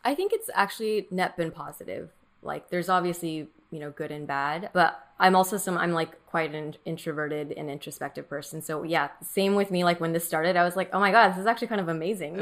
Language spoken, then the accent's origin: English; Orange County, California, United States; first language Mandarin; English is a second language; I grew up in Orange County, which is, like, all white people